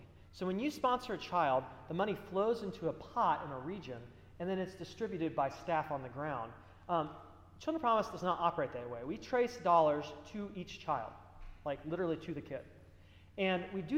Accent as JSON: {"language": "English", "town": "Dayton", "region": "Ohio", "country": "United States", "said": "I'm from Dayton."}